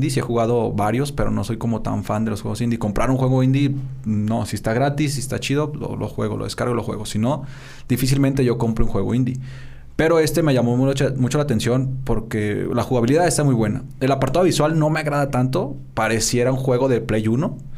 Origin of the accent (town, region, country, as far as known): Mexico